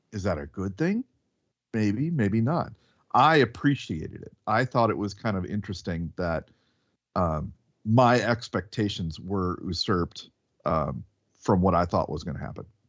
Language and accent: English; the South, United States; we're from the South and we hear real Southern accents